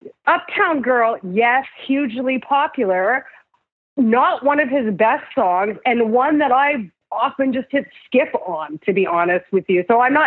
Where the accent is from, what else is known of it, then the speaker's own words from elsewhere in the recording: Saskatoon, Saskatchewan, Canada; So I grew up in Saskatoon and my parents are immigrants from India.